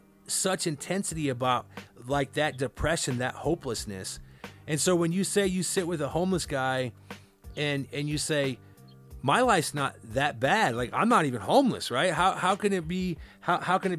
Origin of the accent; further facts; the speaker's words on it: Cedar Rapids, Iowa, United States; moved away; growing up in Iowa